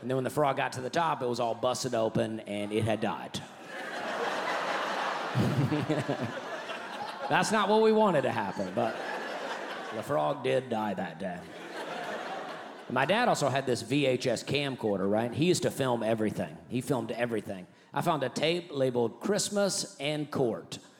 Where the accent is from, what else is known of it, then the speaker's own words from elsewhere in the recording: Alabama, United States; I grew up in Alabama. That's where I'm from.